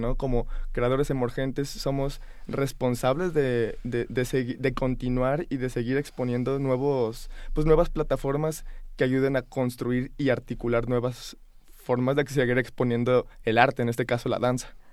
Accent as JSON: {"language": "Spanish", "region": "Guanajuato", "country": "Mexico", "also_born_or_lived": "New York / Montreal / Barcelona", "said": "yo soy antes que nada de Guanajuato"}